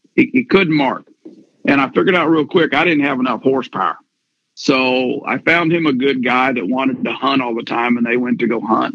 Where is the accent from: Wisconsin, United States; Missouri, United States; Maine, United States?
Missouri, United States; we're from Missouri